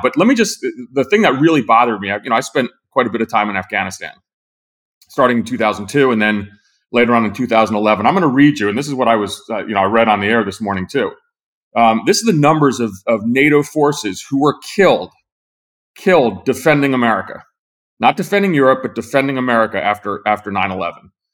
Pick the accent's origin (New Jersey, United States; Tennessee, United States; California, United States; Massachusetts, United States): New Jersey, United States; I'm from New Jersey